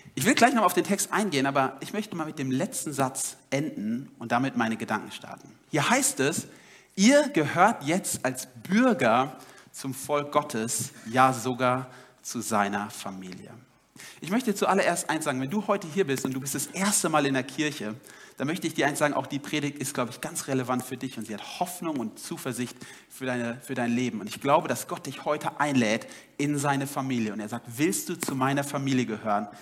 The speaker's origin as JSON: {"language": "German", "country": "Germany", "said": "ich als Deutscher"}